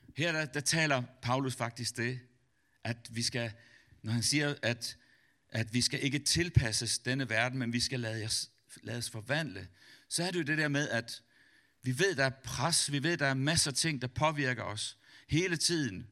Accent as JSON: {"language": "Danish", "country": "Denmark", "said": "som dansker"}